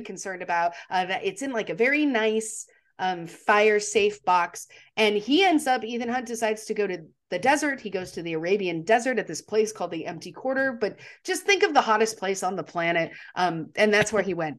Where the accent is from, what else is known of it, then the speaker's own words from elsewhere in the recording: Texas, United States; moved away as an adult; now in Charlotte, United States; I am from Texas. I say that. I spent thirty years of my life there